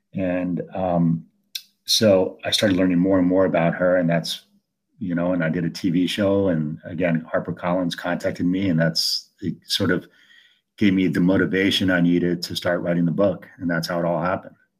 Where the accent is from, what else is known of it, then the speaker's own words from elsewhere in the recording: Italy; now in United States; I was born in Italy, but I'm the, I'm in the United States